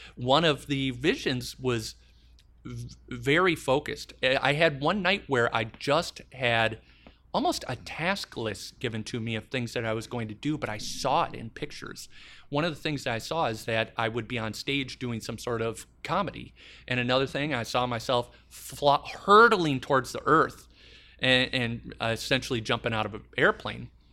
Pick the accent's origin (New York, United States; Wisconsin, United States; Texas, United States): Wisconsin, United States; Madison; I'm running the nicest hotel in my hometown.